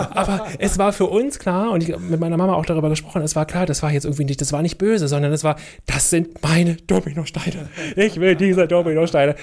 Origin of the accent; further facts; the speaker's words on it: Berlin, Germany; Ich bin in Neukölln zur Schule gegangen, in der Karl-Marx-Straße